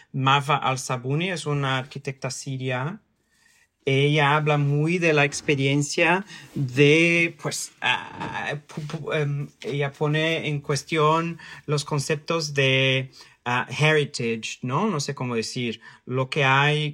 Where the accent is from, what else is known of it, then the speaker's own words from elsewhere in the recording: São Paulo, Brazil; Spanish is a second language; moved away as an adult; also born or lived in Mexico; now in London, United Kingdom; Yo, yo nací, crecí en San Paulo, vivo aquí en Londres y he vivido en, en México